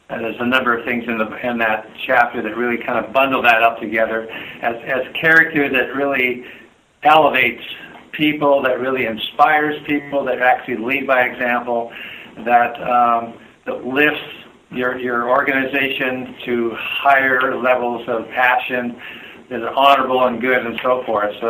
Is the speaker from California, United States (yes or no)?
yes; Southern California, United States; also born or lived in Canada; I grew up in Southern California. I was an immigrant. I'm a Scots Canadian that immigrated when I was 10.